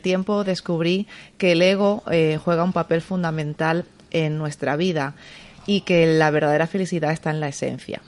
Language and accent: Spanish; San Cristóbal de La Laguna, Canary Islands, Spain; moved away as an adult; now in Madrid, Spain; soy original eh, de Tenerife, de La Laguna. Es una ciudad preciosa, pero llevo ya 18 años viviendo aquí.